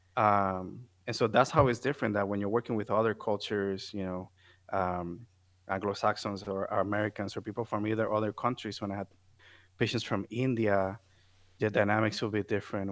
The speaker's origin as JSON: {"language": "English", "country": "Puerto Rico", "also_born_or_lived": "Florida", "first_language": "Spanish", "second_language": "English", "moved": "as an adult", "said": "I'm coming from Puerto Rico as a, as a student"}